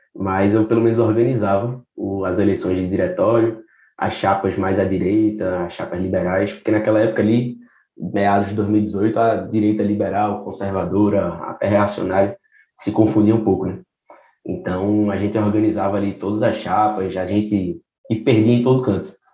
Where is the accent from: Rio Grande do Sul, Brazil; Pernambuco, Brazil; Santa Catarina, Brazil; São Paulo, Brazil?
Pernambuco, Brazil; Recife; sou de, de Recife, Pernambuco.